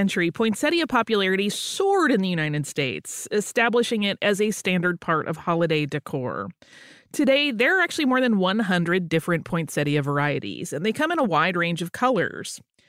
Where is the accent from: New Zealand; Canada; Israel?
New Zealand; I am from New Zealand.